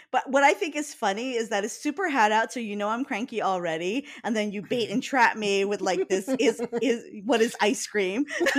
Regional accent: Hawaii, United States; now in Seattle, United States

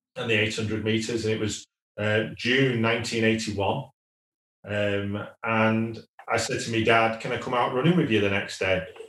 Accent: Wigan, North West England, United Kingdom; I'm a working class lad. I was born in Wigan

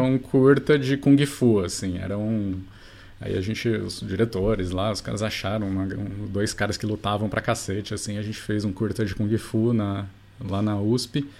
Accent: Rio Claro, São Paulo, Brazil; moved away as an adult; now in Ribeirão Preto, Brazil; não nasci em nenhum dos dois, nasci em Rio Claro, é uma ah, cidadezinha, ah, claro. é, perto de Bracicaba. É, uhum. Estudei lá até, enfim, terminei o colegial lá.

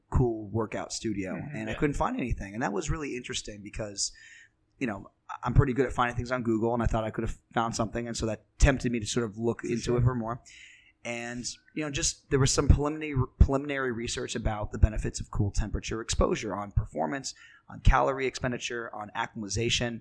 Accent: Pennsylvania, United States; now in New York City, United States; Grew up in Pennsylvania.

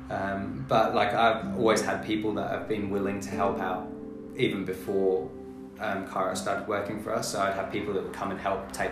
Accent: England, United Kingdom; moved away as an adult; also born or lived in Brisbane, Australia; now in Australia; I was born in Brisbane, but I um, went. My mum's English, um, so we went back to England when I was little. Okay. Um, and I did all my schooling, all my uni in England.

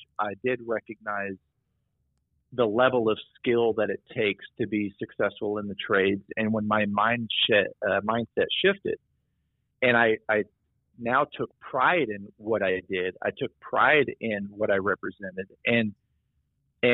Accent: Midwest, United States; growing up in the Midwest in a, you know, cornfield, old coal mining town

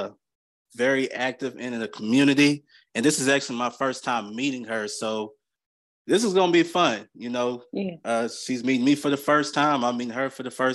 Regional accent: Clarksville, Tennessee, United States; also born or lived in St. Louis, Missouri; I was born in St. Louis, but I'm raised in Clarksville.

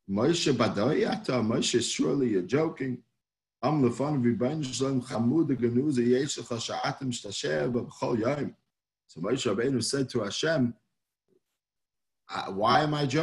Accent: New York City, New York, United States; now in Hollywood, Florida, United States; I grew up in Manhattan

